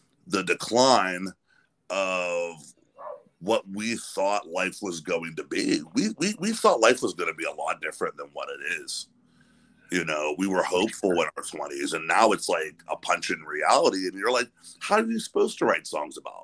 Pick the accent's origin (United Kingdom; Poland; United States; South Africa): United States; near Pittsburgh, Pennsylvania; I grew up near Pittsburgh